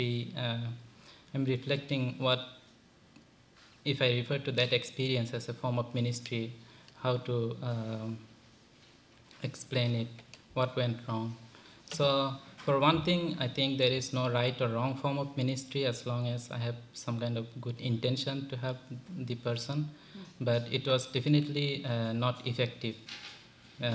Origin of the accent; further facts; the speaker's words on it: Bangladesh; also born or lived in Sri Lanka; now in United States; I'm from Bangladesh. I did all my studies in Sri Lanka.